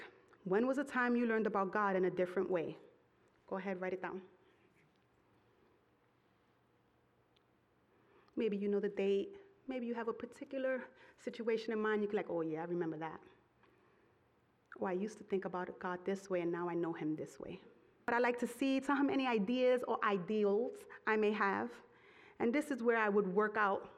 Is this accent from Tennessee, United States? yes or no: no; New York City, New York, United States; I come from Brooklyn